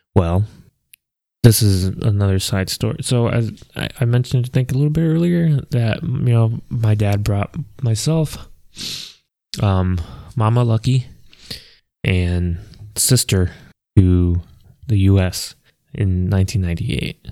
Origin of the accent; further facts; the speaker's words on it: Maryland, United States; we moved down to Maryland. And like I said, that's where I grew up